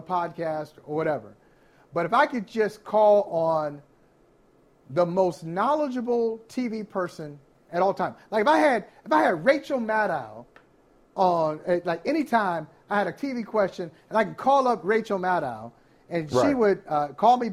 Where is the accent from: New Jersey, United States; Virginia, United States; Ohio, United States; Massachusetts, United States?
Ohio, United States; I grew up in the great state of Ohio.